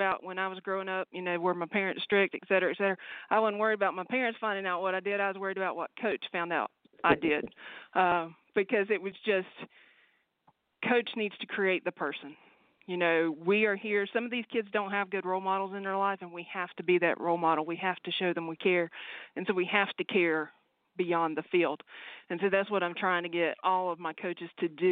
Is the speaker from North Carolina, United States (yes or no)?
yes; Mount Airy, North Carolina, United States; moved away as an adult; also born or lived in Iceland / Virginia / Tennessee / Georgia; now in Moncks Corner, United States; I actually born and raised in Mount Airy, North Carolina